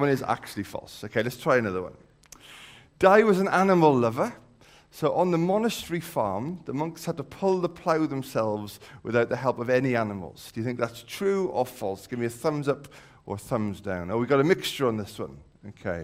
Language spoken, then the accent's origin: English; the Valleys, Wales, United Kingdom; I'm from the Valleys